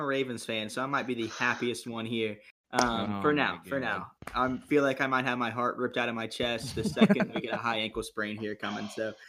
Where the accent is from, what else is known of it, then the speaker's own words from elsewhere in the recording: Columbia, South Carolina, United States; I'm from Columbia.